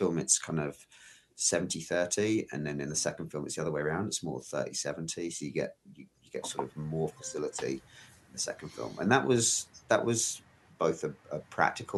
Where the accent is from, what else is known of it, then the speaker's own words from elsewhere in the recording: United Kingdom; I'm British.